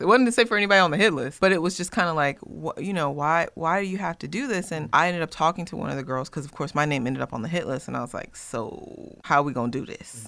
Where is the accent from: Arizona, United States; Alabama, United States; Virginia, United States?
Virginia, United States; Smithville; I grew up in Smithville, Virginia